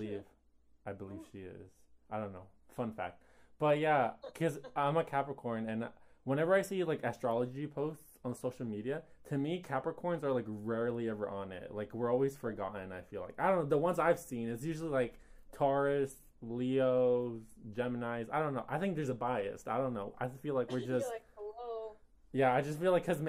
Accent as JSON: {"language": "English", "area": "Bay Area", "region": "California", "country": "United States", "tie": "born or raised there", "said": "I'm from the Bay Area, and where I grew up"}